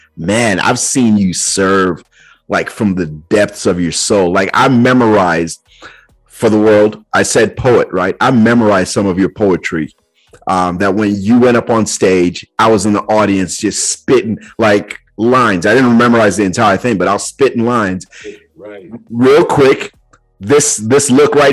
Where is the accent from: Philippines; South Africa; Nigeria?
Nigeria; now in United States; growing up in Nigeria and then coming here to the States as well